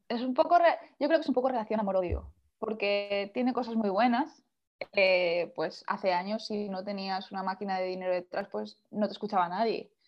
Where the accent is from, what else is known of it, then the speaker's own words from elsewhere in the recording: Valencian Community, Spain; moved away as an adult; now in London, United Kingdom; vivo en un pueblo pequeño, entonces soy, soy pueblo yo